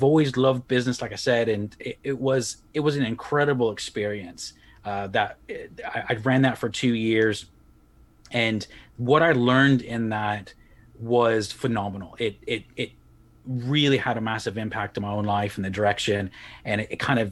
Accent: Texas, United States; moved away as an adult; also born or lived in Republic of Ireland; now in Leeds, United Kingdom; I'm originally from Texas

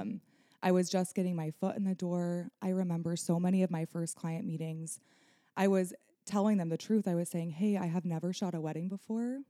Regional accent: Nebraska, United States; moved away as an adult; now in Michigan, United States; born and raised in Nebraska, you know, I built my business there

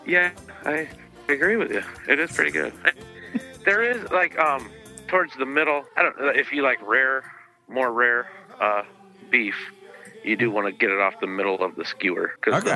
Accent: Midwest, United States; I'm from the Midwest and in the states

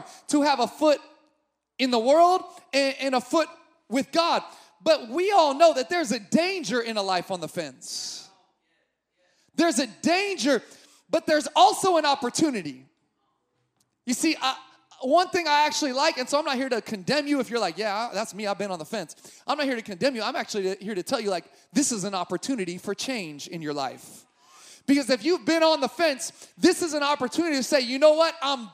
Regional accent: Sacramento, California, United States; I grew up in Sacramento

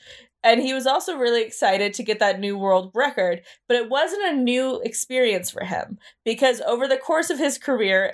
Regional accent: United States; I'm American

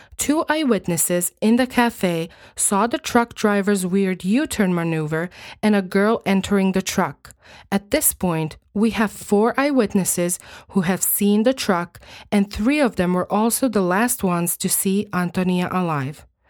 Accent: Croatia; first language Croatian; English is a second language; I was born and raised in Croatia, and I still live here

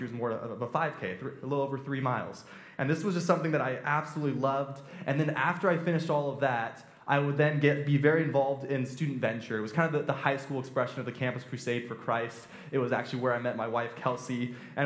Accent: Temecula, California, United States; I'm from Temecula, I'm actually not from Redlands, and I grew up there. My parents moved there when I was four

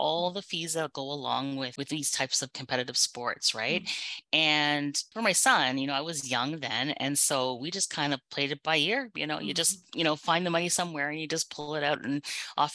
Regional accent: Canada; I was born and raised in Canada

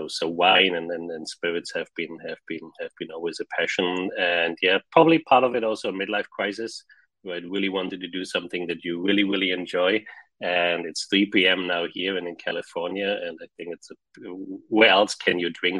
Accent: Germany; moved away as an adult; also born or lived in Pilsen, Czech Republic; now in Silicon Valley, United States; I grew up in Germany, born in Czech Republic, grew up in Germany, spent there about like 25, 26 years

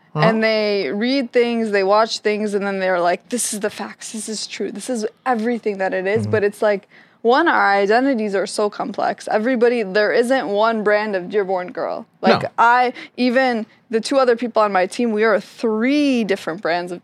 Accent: Lebanon; I'm from Lebanon. I'm mm-hmm. Lebanese

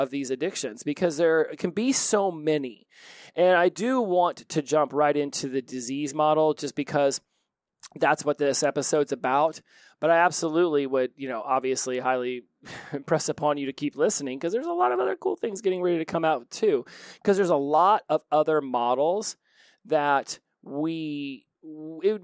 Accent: Oklahoma, United States; I was born in Oklahoma

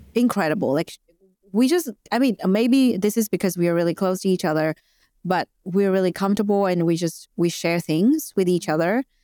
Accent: Vietnam; moved away as an adult; now in Australia; I am an immigrant in Australia. I moved here five years ago, and Uh, I'm originally from Vietnam

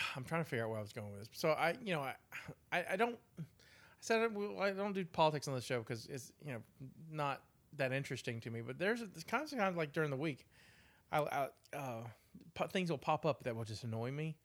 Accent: United States; we're American

